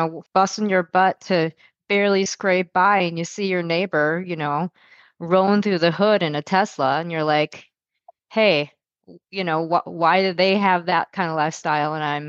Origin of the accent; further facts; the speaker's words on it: United States; Growing up in America